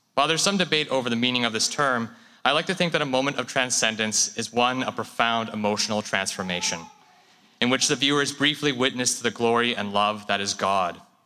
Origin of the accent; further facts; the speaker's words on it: Canada; Japanese Canadian